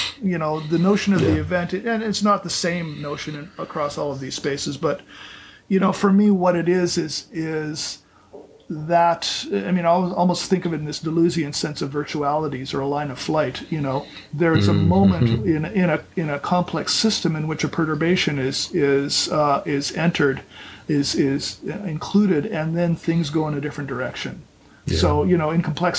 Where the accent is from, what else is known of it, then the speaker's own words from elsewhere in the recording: Canada; now in Orlando, United States; I grew up in Canada.